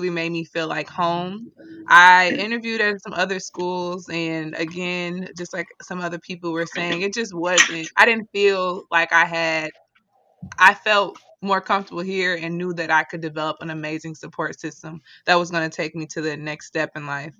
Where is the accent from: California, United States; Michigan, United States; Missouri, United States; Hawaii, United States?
Missouri, United States; St. Louis; moved away as an adult; now in Washington, D.C., United States; I moved beginning of August from my hometown, St. Louis